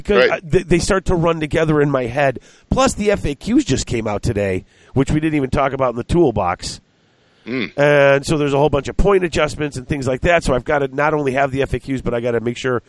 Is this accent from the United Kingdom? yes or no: no; United States; I'm an American